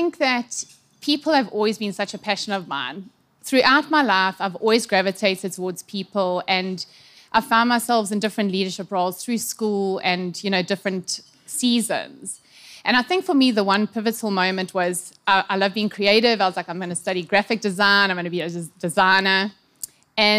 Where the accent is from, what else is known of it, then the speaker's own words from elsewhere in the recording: Durban, KwaZulu-Natal, South Africa; born and bred in Durban, KZN. Actually born in Addington Hospital